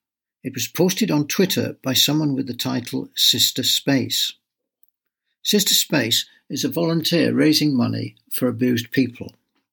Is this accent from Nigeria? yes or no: no; United Kingdom; Where are you from? Me. Here, UK. No, but what nationality are you? I am born here and I am British.